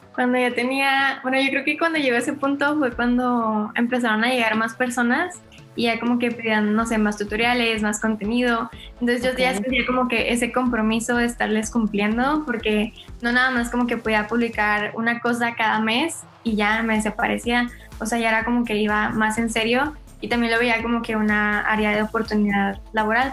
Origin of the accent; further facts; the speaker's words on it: Monterrey, Nuevo León, Mexico; soy de Monterrey, tengo 18 años